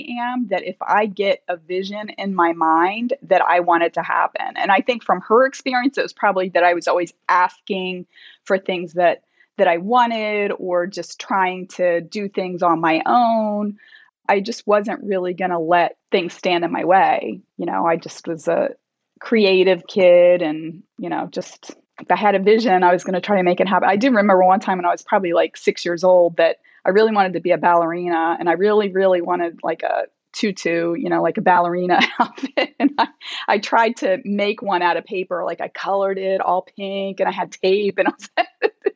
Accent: Delaware, United States; moved away as an adult; also born or lived in Virginia / North Carolina; now in Chicago, United States; I grew up in Delaware

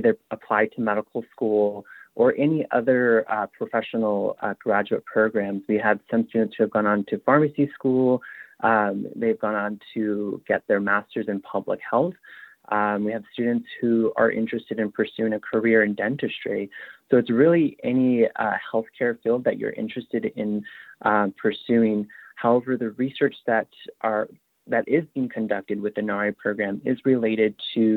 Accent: Upper Fruitland, New Mexico, United States; moved away as an adult; now in Utah, United States; I am Navajo. I'm originally from Upper Fruitland, New Mexico. I moved to the University of, or I moved to Utah in 2016

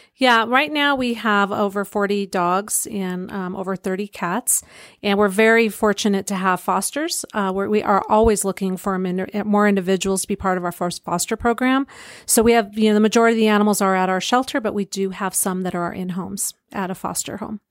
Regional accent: Pueblo, Colorado, United States; moved away as an adult; I grew up in Pueblo

